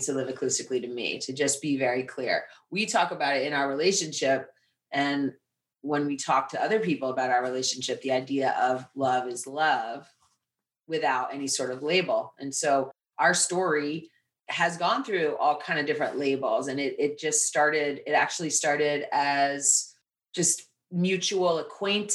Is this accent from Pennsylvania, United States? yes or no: no; Lenox, Massachusetts, United States; moved away as an adult; now in New York City, United States; I came from Western Massachusetts. My father was a musician. I grew up in this kind of intellectual New England. New Yorkers would come in to visit for the arts in the summer and to ski in the winter. Really cute little town called Lenox, Massachusetts